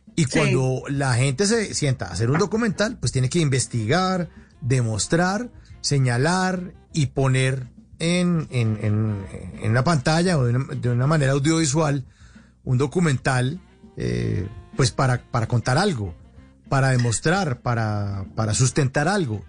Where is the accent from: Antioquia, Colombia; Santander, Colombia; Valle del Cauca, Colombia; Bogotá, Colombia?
Bogotá, Colombia; todos los rolos hablamos preguntado, hablamos como de para arriba